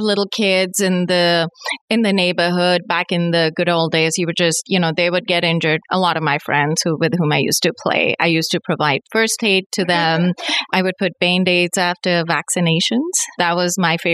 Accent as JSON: {"language": "English", "country": "India", "tie": "born or raised there", "moved": "as an adult", "said": "I was born and raised in India."}